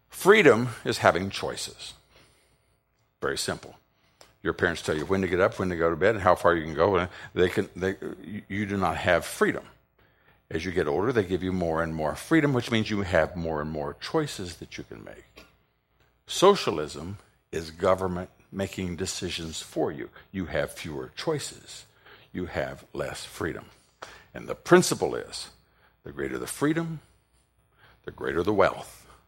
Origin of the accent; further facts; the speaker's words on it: Ohio, United States; I'm from Ohio